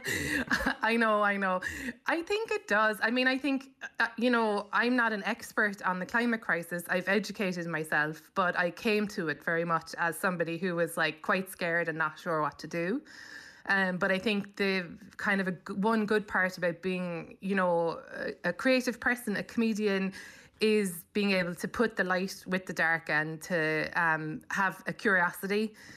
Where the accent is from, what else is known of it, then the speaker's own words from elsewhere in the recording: Cobh, Munster, Ireland; moved away as an adult; also born or lived in London; now in New York, United States; I grew up in Cove